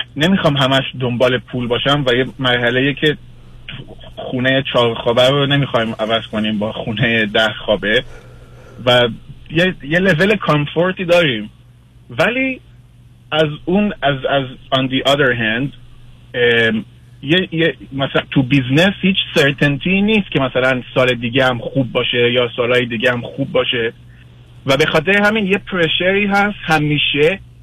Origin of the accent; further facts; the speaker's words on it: Israel; moved away as an adult; also born or lived in Iran; now in United States; من ایران به دنیا آمدم ولی در اسرائیل بزرگ شدم و سن 22 سالگی اومدم آمریکا